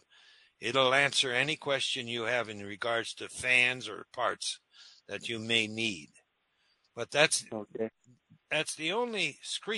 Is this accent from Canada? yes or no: yes; Timmins, Ontario, Canada; now in Northville, United States; I come from Timmins